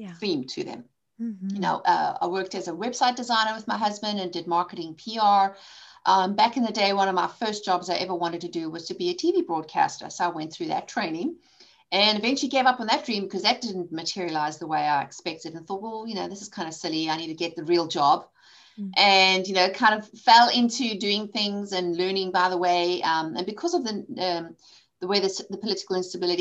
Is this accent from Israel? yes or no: no; South Africa; moved away as an adult; also born or lived in England; now in United States; I grew up in South Africa